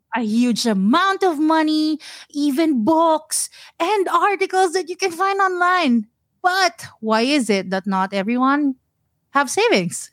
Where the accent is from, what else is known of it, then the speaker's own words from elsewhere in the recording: Mandaluyong, Metro Manila, Philippines; moved away as an adult; now in Singapore; I am born and raised in Manila, pure blood Manilenya.